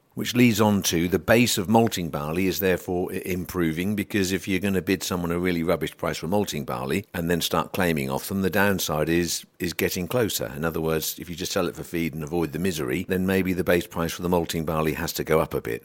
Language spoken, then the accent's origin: English; United Kingdom; we're British